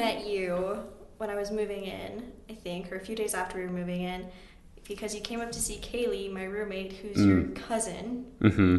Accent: Pingree, Idaho, United States; also born or lived in Blackfoot, Idaho; And then I moved 15 minutes outside of Blackfoot to a small town called Pingree.

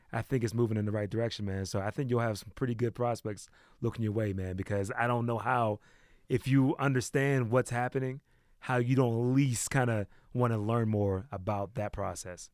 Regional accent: East Coast, United States; moved away as an adult; now in West Coast, United States; I'm from the East Coast. I wasn't really into his music until I came out to the West, like, two years ago

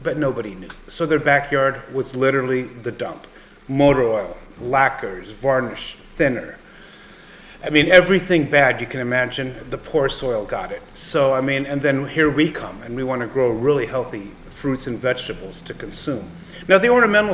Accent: Los Angeles, California, United States; I grew up in Los Angeles, and you know, Eric, I grew up you know, as a kid in the 70s in Los Angeles

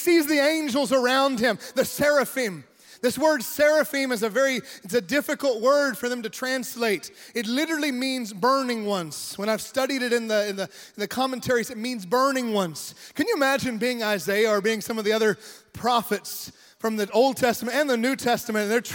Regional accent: United States; moved away as an adult; now in Mexico; I am American. I love my country. I'm also Mexican. I love my Mexican country as well, my adopted nation

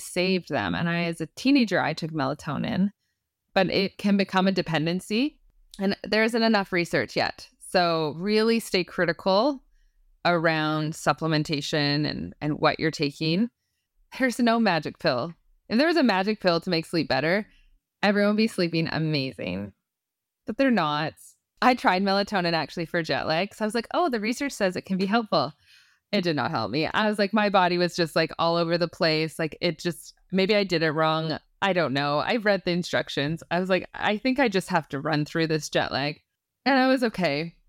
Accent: Canada; I'm Canadian

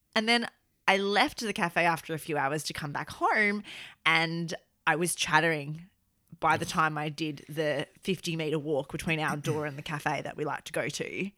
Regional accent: Australia; now in United Kingdom; I feel like I'm extremely Australian and it's very obvious that I'm Australian in day-to-day life in this country

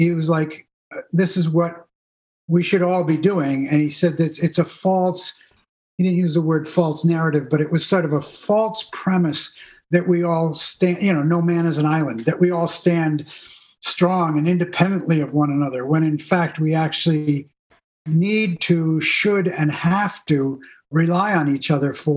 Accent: New England, United States; I grew up in New England, you know, and the idea was you were as self-reliant as possible

